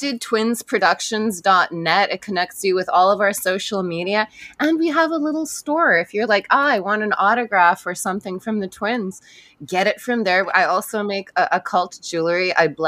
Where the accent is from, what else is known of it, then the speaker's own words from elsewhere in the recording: Vancouver, British Columbia, Canada; I'm from Vancouver. I didn't know what a -40 wind chill was